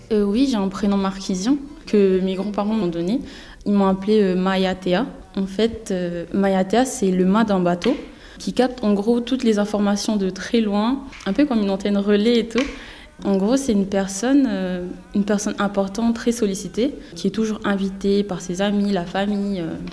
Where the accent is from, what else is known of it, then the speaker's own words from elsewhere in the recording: French Polynesia; now in Metropolitan France; nous, quand on dit nos prénoms, on roule le R, du coup, on n'a pas la même façon de dire